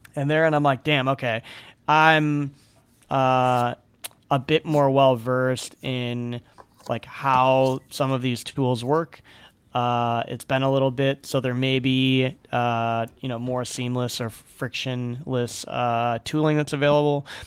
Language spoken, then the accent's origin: English; Chicago, Illinois, United States; growing up in Chicago